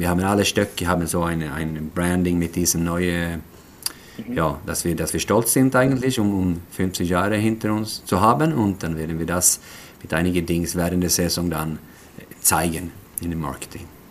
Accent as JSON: {"language": "German", "country": "Sweden", "also_born_or_lived": "Switzerland", "second_language": "German", "lives_now": "Gothenburg, Sweden", "said": "als Schwede"}